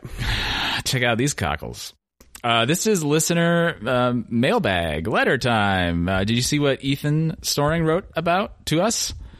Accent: Oregon, United States; now in Massachusetts, United States; … and I grew up in Oregon

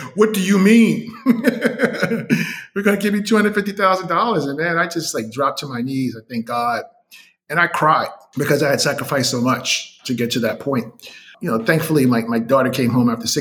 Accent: New York City, New York, United States; moved away as an adult; also born or lived in Northeast Wisconsin; I'm from Brooklyn, New York. And at the time, I was living in Northeast Wisconsin

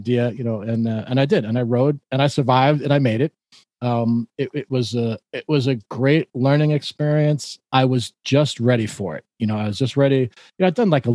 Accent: New York, United States; as a New Yorker

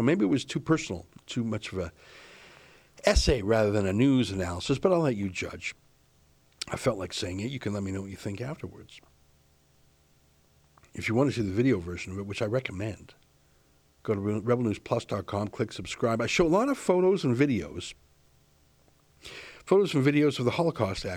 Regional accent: Alberta, Canada; I grew up in Alberta, of course, which is a lot of Ukrainian Canadians

